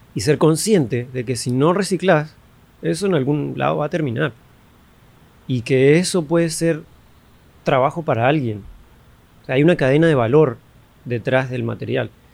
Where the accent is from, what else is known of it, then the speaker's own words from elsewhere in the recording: Argentina; also born or lived in Colombia; now in Panama; yo soy de Argentina, me encanta Argentina, amo mi país, que ni es mío, pero lo amo, amo la gente, amo cómo crecí